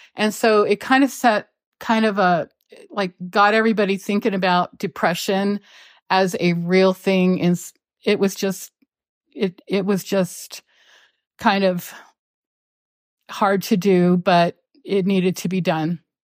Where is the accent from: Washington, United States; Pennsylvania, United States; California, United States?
Pennsylvania, United States; West Lawn; I grew up in West Lawn, Pennsylvania